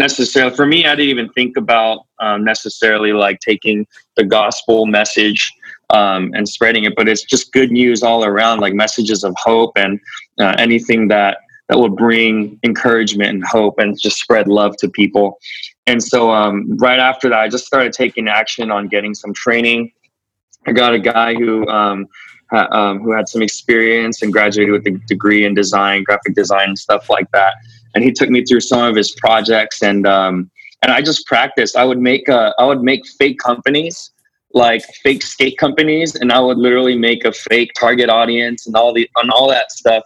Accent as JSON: {"language": "English", "town": "Bakersfield", "region": "California", "country": "United States", "tie": "born or raised there", "said": "I grew up in Bakersfield"}